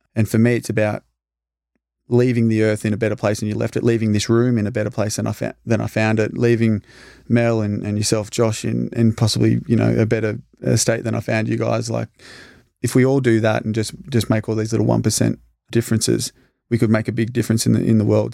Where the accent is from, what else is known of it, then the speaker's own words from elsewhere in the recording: Albury, New South Wales, Australia; her next door neighbor for five years growing up in East Albury.